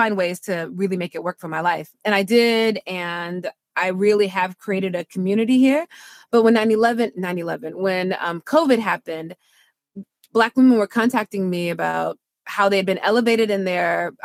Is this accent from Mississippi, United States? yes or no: yes; Mississippi, United States; moved away as an adult; also born or lived in Washington, D.C. / Durham, North Carolina; I'm from Mississippi. People get called by the Lord and they just go do it